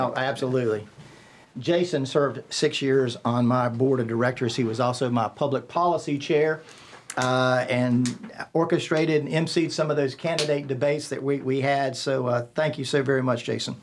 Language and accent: English; Rock Hill, South Carolina, United States; I'd say Rock Hill, South Carolina